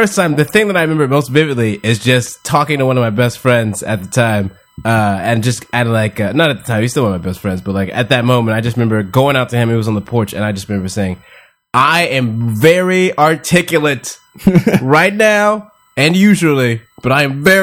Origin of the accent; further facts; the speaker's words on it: Houston, Texas, United States; moved away; I grew up in Houston, Texas